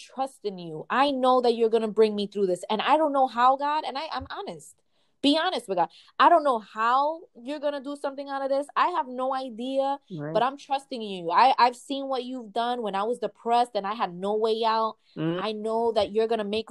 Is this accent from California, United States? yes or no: no; New York City, New York, United States; I'm from the Bronx and I'm Puerto Rican